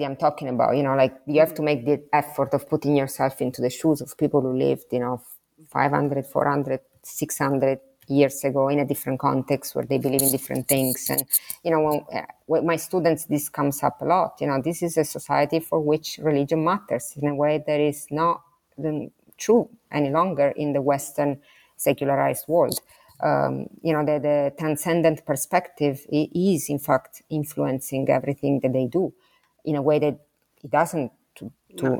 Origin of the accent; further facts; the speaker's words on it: Sicily, Italy; English is a second language; moved away; I'm from Sicily, so I'm next door to Calabria